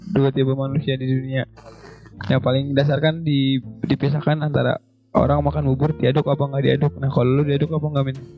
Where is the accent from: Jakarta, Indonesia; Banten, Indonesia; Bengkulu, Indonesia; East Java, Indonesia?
Jakarta, Indonesia; Tanjung Priok; Saya datang dari Tanjung Priuk.